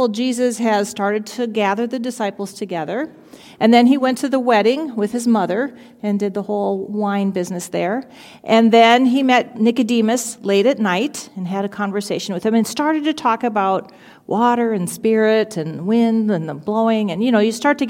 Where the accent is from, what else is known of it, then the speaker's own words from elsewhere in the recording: Albert Lea, Minnesota, United States; I grew up in Albert Lea, so I've lived in Minnesota most of my life